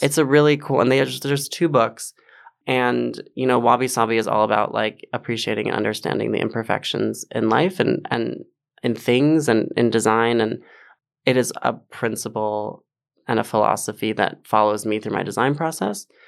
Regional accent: Westchester, New York, United States; I grew up in Westchester

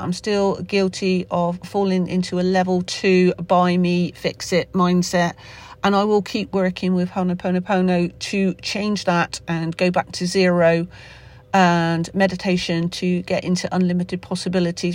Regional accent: Somerset, South West England, United Kingdom; accent: Somerset; my Somerset accent

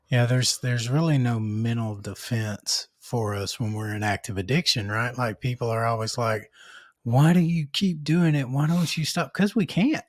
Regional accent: North Little Rock, Arkansas, United States; I'm from North Little Rock

